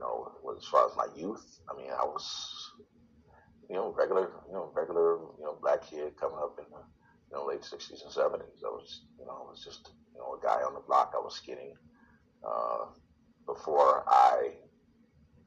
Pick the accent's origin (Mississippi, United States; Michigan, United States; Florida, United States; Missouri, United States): Michigan, United States; Detroit; I was born and raised in Detroit. Went to high school in Detroit.